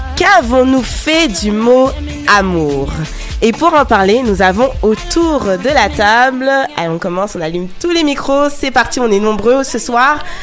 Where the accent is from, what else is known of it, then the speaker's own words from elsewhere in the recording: France; accent: French; mon accent français